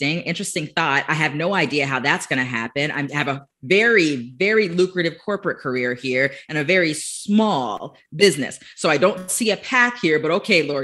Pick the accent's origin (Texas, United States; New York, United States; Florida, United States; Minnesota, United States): Florida, United States; born and raised in Florida